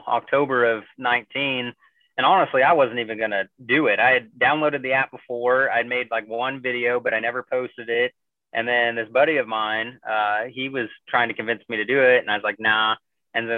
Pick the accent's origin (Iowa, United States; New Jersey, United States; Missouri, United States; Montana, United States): Missouri, United States; moved away as an adult; now in Chicago, United States; I grew up in, you know, the rural Missouri